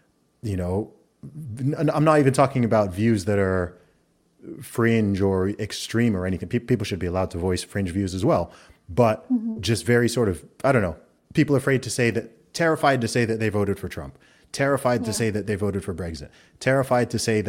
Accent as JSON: {"language": "English", "country": "Saudi Arabia", "tie": "born or raised there", "also_born_or_lived": "England", "said": "I grew up primarily in the Middle East. I grew up in Saudi Arabia, but I was born in England, went to an American school in Saudi Arabia for a while. Then I went back to school in England."}